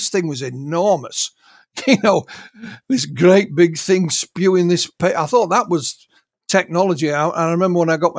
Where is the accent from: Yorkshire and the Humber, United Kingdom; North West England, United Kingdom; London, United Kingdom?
Yorkshire and the Humber, United Kingdom; Me being a Yorkshireman, we're often accused of being, you know, careful with our money.